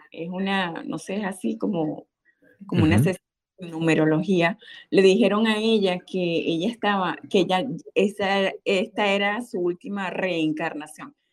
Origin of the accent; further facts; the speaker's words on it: United States; Yo, yo soy norteamericano, eh, soy estadounidense, estadounidense, como dije la otra vez.